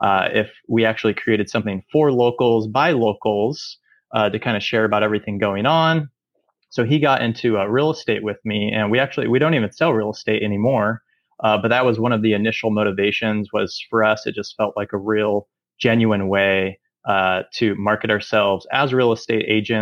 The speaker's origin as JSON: {"language": "English", "area": "Snohomish County", "region": "Washington", "country": "United States", "tie": "born or raised there", "lives_now": "Everett, United States", "said": "I grew up in Snohomish County, in the north end of Snohomish County, in a more rural area."}